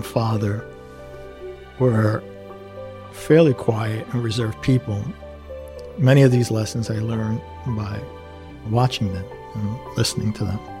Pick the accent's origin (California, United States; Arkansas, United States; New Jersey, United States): New Jersey, United States; Elizabeth; it was my hometown and it's literally around the corner